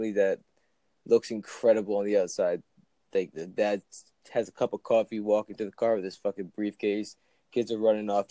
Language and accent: English; New Jersey, United States; I'm from Jersey.